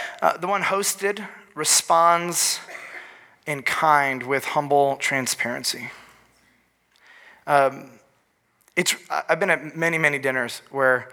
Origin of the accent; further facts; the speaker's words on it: Northville, Michigan, United States; also born or lived in Lansing, Michigan; we moved from Lansing, Michigan, to Northville, Michigan